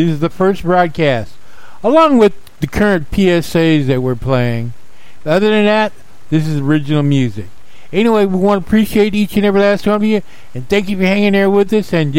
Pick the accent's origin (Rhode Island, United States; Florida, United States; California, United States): California, United States; Palmdale; the radio station I grew up on in Palmdale, California